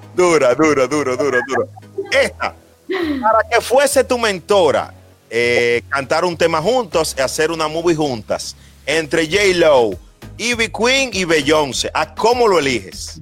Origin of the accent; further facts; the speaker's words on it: Dominican Republic; nosotros siempre estamos sonriendo los dominicanos